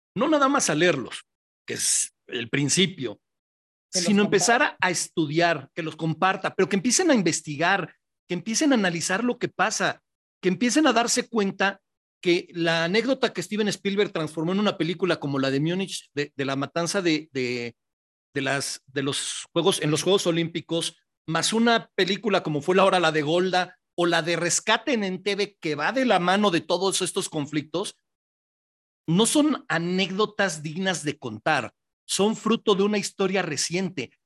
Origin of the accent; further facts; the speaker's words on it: Mexico; como pueblo mexicano